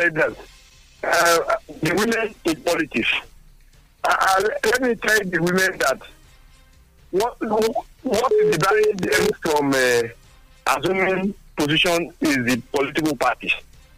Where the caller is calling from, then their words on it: Togo; I'm calling from Togo.